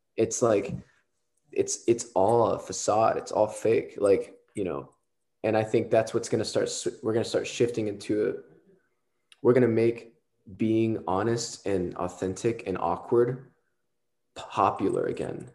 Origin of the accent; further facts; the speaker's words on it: Southern Texas, United States; I'm from Texas, Southern Texas